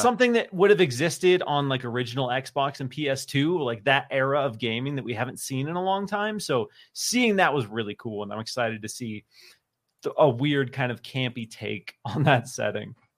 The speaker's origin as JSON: {"language": "English", "region": "Pacific Northwest", "country": "United States", "said": "I'm from the Pacific Northwest"}